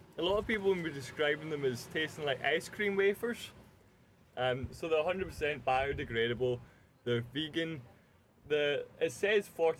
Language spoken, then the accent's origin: English; Glasgow, Scotland, United Kingdom; I'm from Glasgow